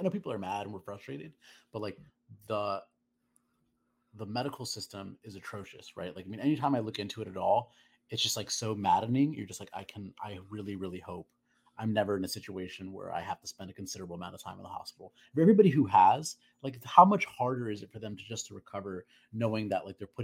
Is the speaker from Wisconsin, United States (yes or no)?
no; California, United States; I'm from California